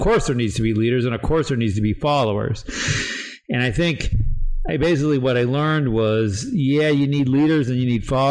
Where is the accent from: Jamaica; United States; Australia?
United States; New England; I grew up in New England